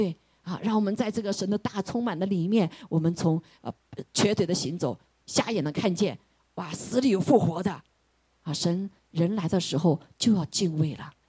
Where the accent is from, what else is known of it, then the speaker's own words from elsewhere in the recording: China; 我们中国人说一句话，不是不报，时候未到。